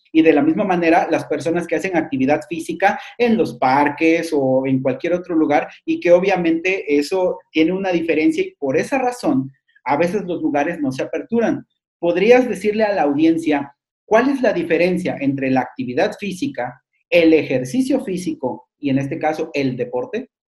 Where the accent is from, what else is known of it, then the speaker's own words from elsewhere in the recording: Mexico; sociedad mexicana